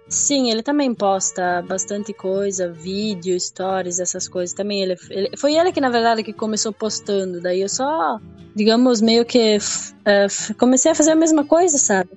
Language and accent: Portuguese; Seara, interior of Santa Catarina, Brazil; eu nasci ah, aqui em Ceará mesmo. Eu moro em Linha Berno, que seria a linha da minha cidade, né? Ah, tipo, eu nasci e me criei aqui onde eu moro